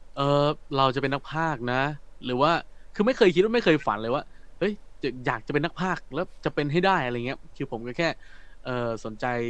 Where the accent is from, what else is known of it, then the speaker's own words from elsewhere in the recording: Phetchabun, Thailand; accent: northern; ผมเป็นคนเพชรบูรณ์และคือแถวบ้านผมมันก็แบบไม่ได้ คือมันก็มีกลางบ้างมีอีสานมีอะไรบ้างปนๆกันไปแล้วผมอ่ะผมมาติดเนอร์แล้วผมไม่รู้ตัว